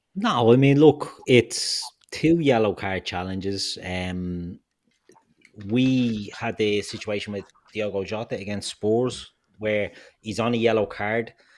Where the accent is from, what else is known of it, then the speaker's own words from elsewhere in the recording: Ireland; also born or lived in Dublin; we're all Irish